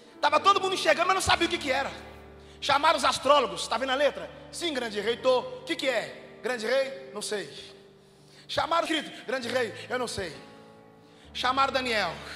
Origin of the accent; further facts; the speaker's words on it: Contagem, Minas Gerais, Brazil; Eu sou de Contagem, Minas Gerais, região metropolitana de Belo Horizonte